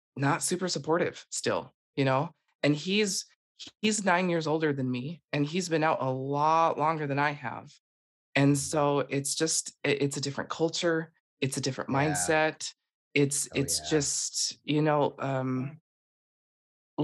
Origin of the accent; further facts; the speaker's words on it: Utah, United States; I am originally from Utah and um, I was born and raised